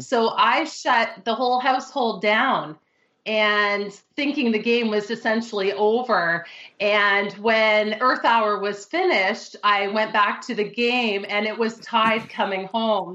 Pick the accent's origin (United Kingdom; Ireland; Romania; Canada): Canada; I'm Canadian